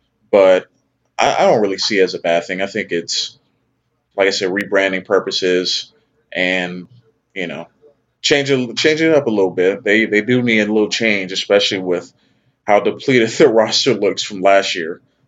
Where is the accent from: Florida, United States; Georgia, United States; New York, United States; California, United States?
Georgia, United States; also born or lived in Louisiana; I was raised in Georgia. I am Louisiana through and through.